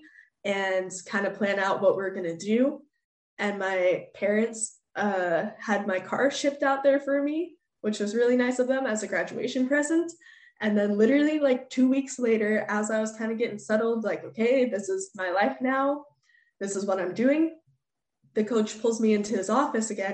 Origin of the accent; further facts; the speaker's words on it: United States; moved away as an adult; also born or lived in Sweden; growing up in the States